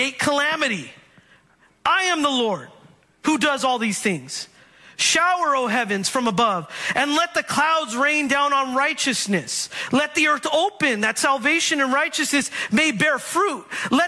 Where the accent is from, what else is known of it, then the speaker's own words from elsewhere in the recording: Bay Area, California, United States; I grew up in the Bay Area